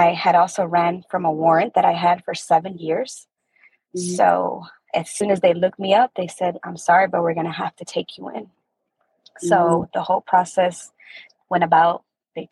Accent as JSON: {"language": "English", "region": "Maryland", "country": "United States", "said": "I'm from Maryland"}